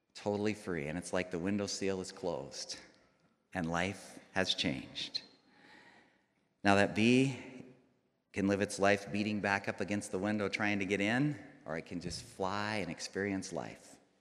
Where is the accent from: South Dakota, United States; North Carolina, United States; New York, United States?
South Dakota, United States; Rapid City; I grew up here, I grew up in Rapid City.